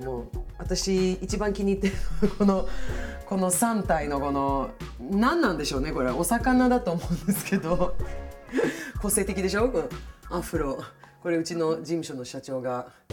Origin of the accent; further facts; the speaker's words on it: Stockholm, Stockholm County, Sweden; now in Japan; 私の母国スウェーデン